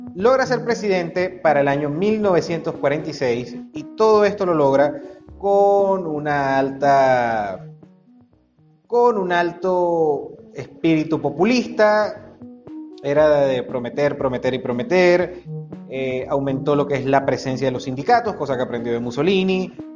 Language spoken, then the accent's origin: Spanish; Venezuela; como decimos en Venezuela